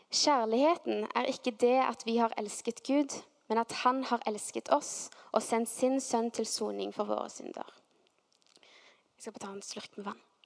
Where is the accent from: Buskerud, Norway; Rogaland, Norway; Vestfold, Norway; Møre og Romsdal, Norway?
Rogaland, Norway; Stavanger; så var vi nede i Stavanger sentrum vokste opp